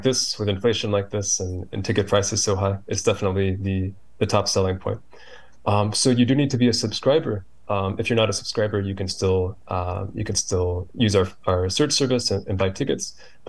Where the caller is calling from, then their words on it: Virginia, United States; I'm in Northern Virginia, outside D.C.